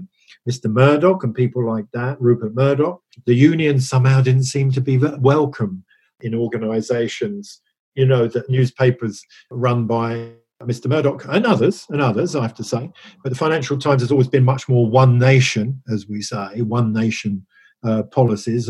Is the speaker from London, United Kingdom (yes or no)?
yes; London, United Kingdom; I come from North London, and within a mile's walk of where I was brought up